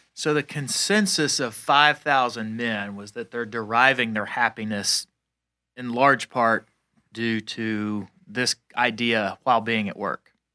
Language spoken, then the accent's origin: English; Atlanta, Georgia, United States; I'm from Atlanta.